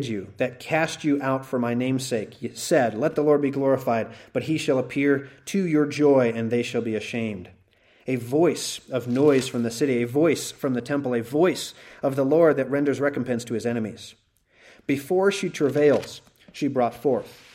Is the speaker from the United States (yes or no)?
yes; Utah, United States; I grew up in Utah, Mormon country